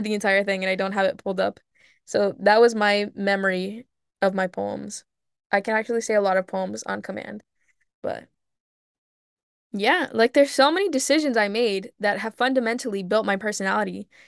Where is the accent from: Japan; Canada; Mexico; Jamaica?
Mexico; now in United States; I grew up in Mexico for a lot of my life, going back and forth during the summers